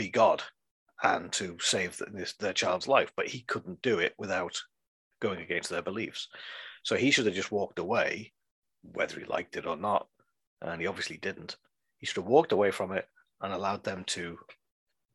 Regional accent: England, United Kingdom; I am an English citizen

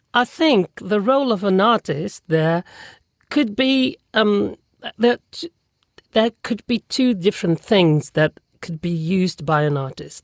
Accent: Toulon, Provence-Alpes-Côte d'Azur, France; English is a second language; also born or lived in London; they moved to another city next to it, which is Toulon where I live now and um, where I spent most of my life

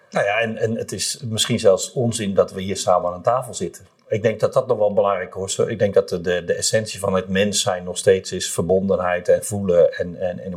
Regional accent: Rotterdam, South Holland, Netherlands; En het is gewoon superleuk om te roepen, ik ben een Rotterdammer of ik ben Feyenoorder.

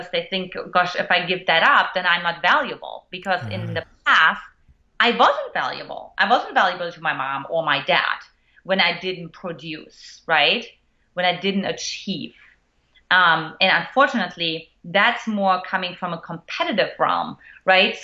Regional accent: eastern Germany, Germany; moved away; I grew up in Eastern Germany to an emotionally absent mother

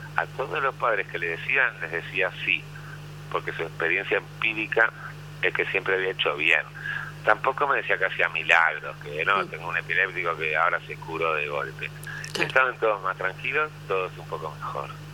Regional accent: Argentina; soy argentino

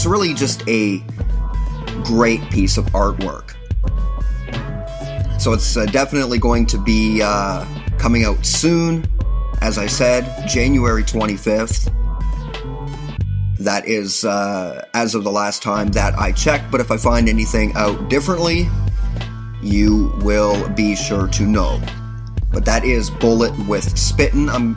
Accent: Canada; I remain proud to be a Canadian

